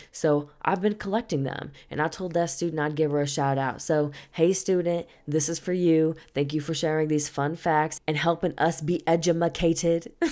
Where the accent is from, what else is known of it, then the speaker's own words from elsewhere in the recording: St. Louis, Missouri, United States; moved away; I was visiting my hometown, town, and I was in Saint Louis